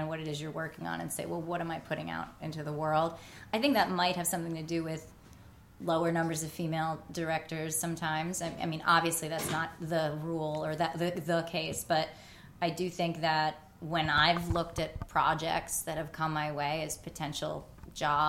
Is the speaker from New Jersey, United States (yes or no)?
yes; New Jersey, United States; I was born in Jersey